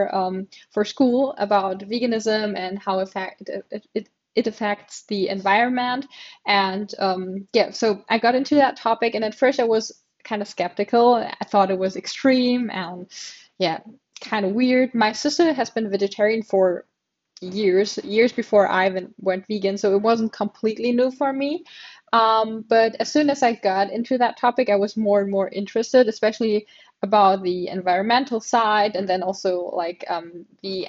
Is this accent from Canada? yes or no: no; Germany; I'm from Germany, and here in Germany, we've got different regions called Bundesländer